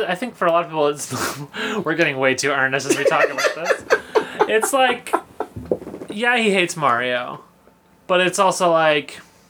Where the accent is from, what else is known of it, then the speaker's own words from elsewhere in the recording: United Kingdom; I'm sorry for being British there.